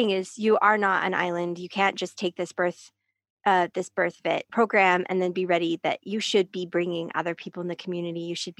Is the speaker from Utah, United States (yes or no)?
yes; Salt Lake City, Utah, United States; I am Salt Lake. I am from Salt Lake. I'm up at this high altitude